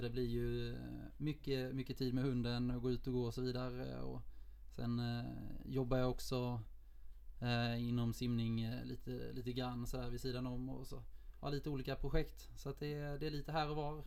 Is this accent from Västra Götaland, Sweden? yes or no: no; Lund, Skåne, Sweden; moved away as an adult; also born or lived in Oslo; now in Gothenburg, Sweden; jag kommer från Lund, eh, och simmade i S K Poseidon när jag växte upp